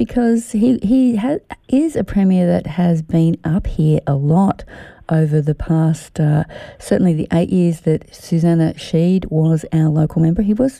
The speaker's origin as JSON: {"language": "English", "region": "New South Wales", "country": "Australia", "moved": "yes", "lives_now": "Shepparton, Australia", "said": "because I'm from New South Wales originally"}